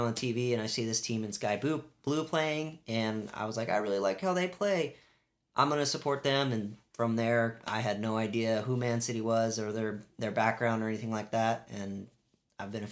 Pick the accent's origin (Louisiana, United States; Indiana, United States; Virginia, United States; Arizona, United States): Arizona, United States; Phoenix; We are from Phoenix, Arizona, and we have a local team here called Phoenix Rising